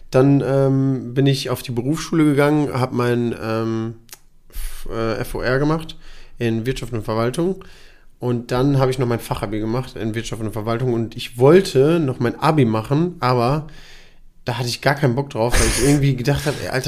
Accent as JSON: {"language": "German", "country": "Germany", "tie": "born or raised there", "said": "also ich bin in Deutschland geboren, aufgewachsen und so"}